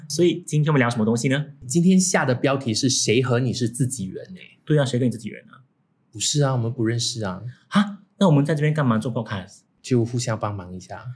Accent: Singapore

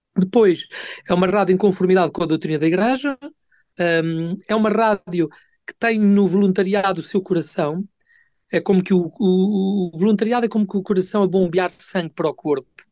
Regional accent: Portugal; sou de Portugal

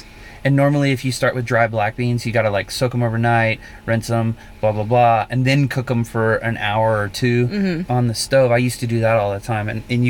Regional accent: South Carolina, United States; moved away; also born or lived in New York; So I'm from South Carolina originally

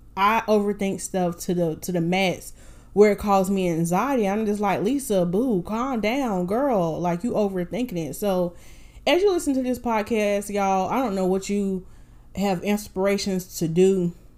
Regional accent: Winston-Salem, North Carolina, United States; now in Raleigh, United States; I am originally from Winston-Salem, North Carolina

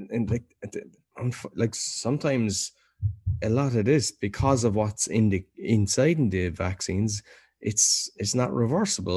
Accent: Ireland; now in Poland; being Irish

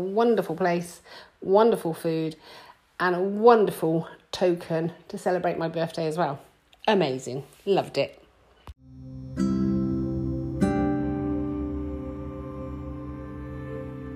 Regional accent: United Kingdom; We're British

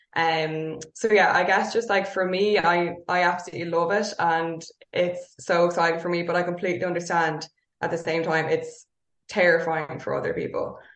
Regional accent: Dublin, Leinster, Ireland; I grew up in North Dublin.

